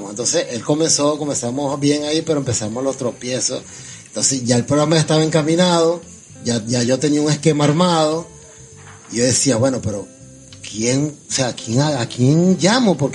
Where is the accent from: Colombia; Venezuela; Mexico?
Venezuela; Valencia, Carabobo; No, vale, no, no, no, o sea, para nada, de Valencia